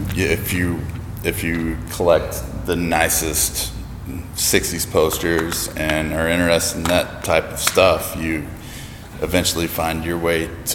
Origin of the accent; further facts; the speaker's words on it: Tennessee, United States; I grew up in Tennessee